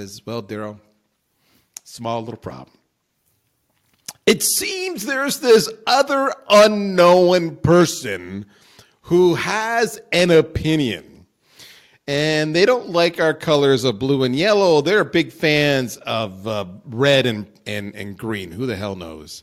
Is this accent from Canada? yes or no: yes; Ontario, Canada; I grew up just outside Detroit on the Canadian side